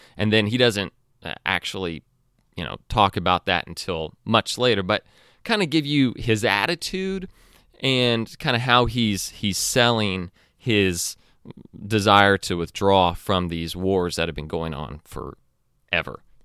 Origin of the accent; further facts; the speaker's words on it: United States; as an American and as a, as a Christian